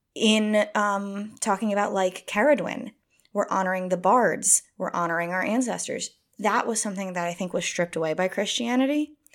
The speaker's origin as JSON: {"language": "English", "country": "United States", "said": "as an American person"}